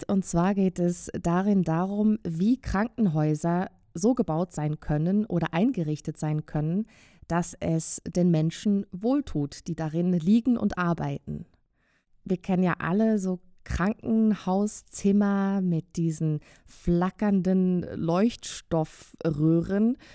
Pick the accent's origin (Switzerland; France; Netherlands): Switzerland; Ich bin in einem Gebiet aufgewachsen in der Schweiz, was früher ja sehr sumpfig war.